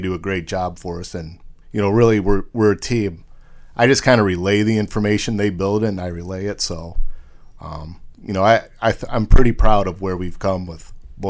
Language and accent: English; Manning, Iowa, United States; born or raised there; moved away as an adult; also born or lived in Nebraska / Minnesota / Massachusetts / Maryland